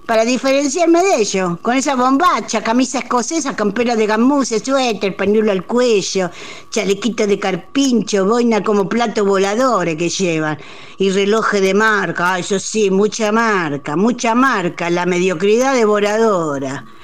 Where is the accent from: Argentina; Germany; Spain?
Argentina; Cascallares, Buenos Aires; las escucho siempre. Soy nacido y criado en Cascallares, sur de La Pampa. 1223 habitantes aquí. Somos más perros que personas.